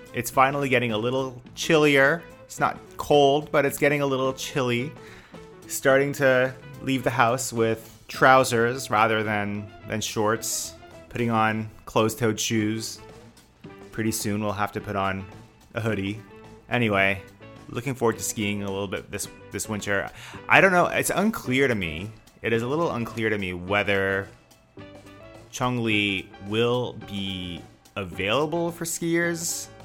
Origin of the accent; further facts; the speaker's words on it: Canada; also born or lived in Armenia; now in Beijing, China; I'm Canadian